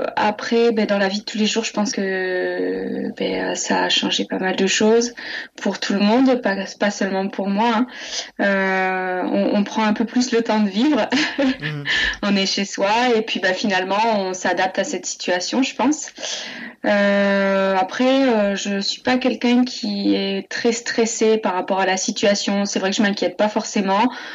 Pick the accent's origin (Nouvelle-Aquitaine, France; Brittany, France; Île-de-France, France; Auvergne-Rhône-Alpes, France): Auvergne-Rhône-Alpes, France; Montluçon; moved away as an adult; now in Pignan, France; Je suis née en Auvergne à Moulusson et, j'ai grandi en Auvergne jusqu'à mes 20 ans